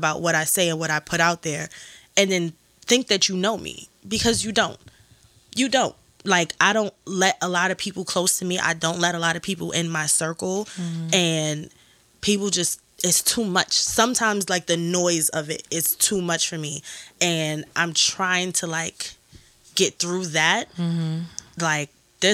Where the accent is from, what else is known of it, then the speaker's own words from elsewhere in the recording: New York City, New York, United States; I'm still from Brooklyn.